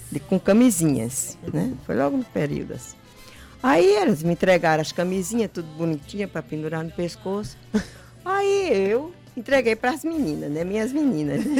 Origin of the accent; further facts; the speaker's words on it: João Pessoa, Paraíba, Brazil; eu nasci em Cruz infância? das Armas. Na, lá em Cruz das Armas